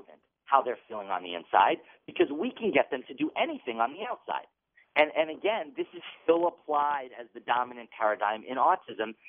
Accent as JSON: {"language": "English", "region": "Massachusetts", "country": "United States", "tie": "born or raised there", "said": "my home state of Massachusetts"}